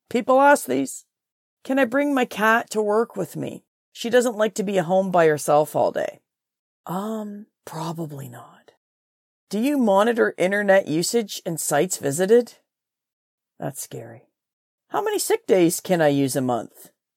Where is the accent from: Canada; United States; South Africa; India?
Canada; Trenton, Ontario; I'm from Trenton, Ontario